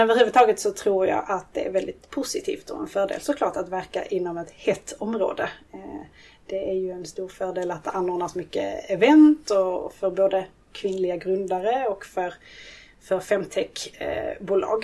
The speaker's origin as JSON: {"language": "Swedish", "region": "Skåne", "country": "Sweden", "tie": "born or raised there", "moved": "yes", "lives_now": "Stockholm, Sweden", "said": "född och uppvuxen i Skåne men bor numera i Stockholm"}